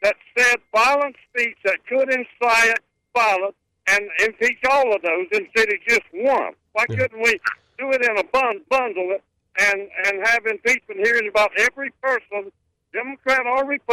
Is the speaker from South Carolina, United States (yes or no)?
yes; Bucksport, South Carolina, United States; I've been lived here all my life